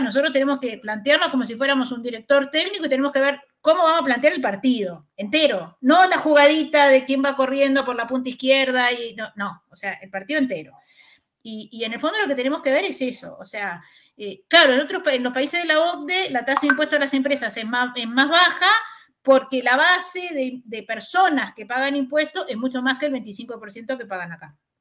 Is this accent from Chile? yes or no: yes; Chile; como chilenos